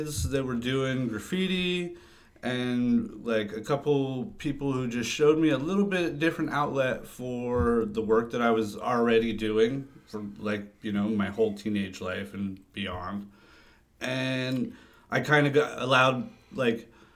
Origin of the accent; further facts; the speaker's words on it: El Cajon, California, United States; I grew up in the East County part of San Diego, El Cajon